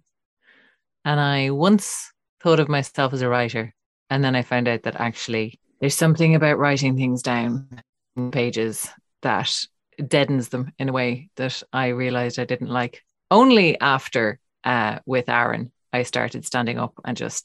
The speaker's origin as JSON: {"language": "English", "town": "Cork", "region": "Munster", "country": "Ireland", "moved": "yes", "lives_now": "Dublin, Ireland", "said": "We're not actually from Dublin, we're from another part of Ireland, which is, you know, won't mean much to anybody outside of Ireland, but we're from Cork"}